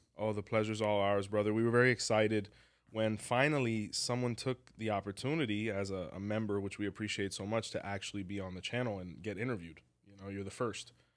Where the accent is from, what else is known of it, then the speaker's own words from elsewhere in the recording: Hialeah, Florida, United States; we're from the same place